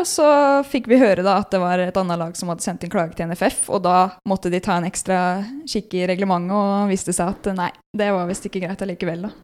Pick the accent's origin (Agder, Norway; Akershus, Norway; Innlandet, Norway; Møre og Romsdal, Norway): Innlandet, Norway; Elverum; moved away as an adult; also born or lived in Ottestad; now in Trondheim, Norway; Jeg er født på Elverum